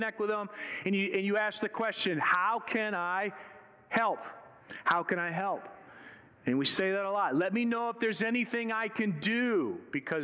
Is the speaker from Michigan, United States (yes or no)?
yes; Michigan, United States; moved away; I was born and raised in Michigan